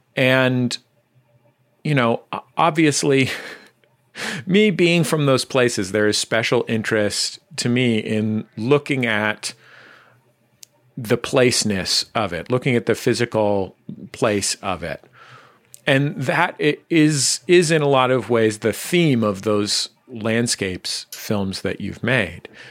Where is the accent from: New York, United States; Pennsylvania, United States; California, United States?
California, United States; San Francisco; now in Los Angeles, United States; I grew up in the Mission District in San Francisco